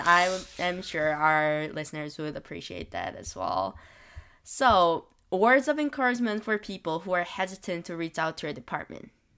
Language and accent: English; South Korea; now in Toronto, Canada; coming back from my home country, which is Korea